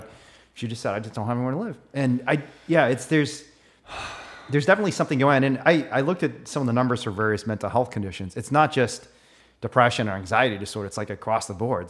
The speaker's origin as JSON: {"language": "English", "region": "Indiana", "country": "United States", "tie": "born or raised there", "said": "I grew up in Indiana."}